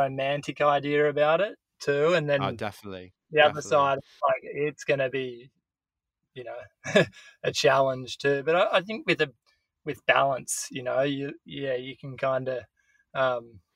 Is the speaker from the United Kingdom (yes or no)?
no; Byron Bay, New South Wales, Australia; also born or lived in Indonesia; I grew up in Byron. That's always been home.